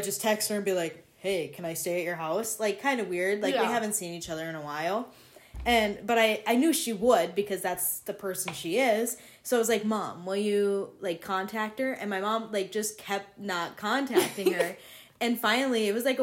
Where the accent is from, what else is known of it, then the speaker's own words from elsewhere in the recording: North Dakota, United States; we grew up in North Dakota, so yeah. It's so bland here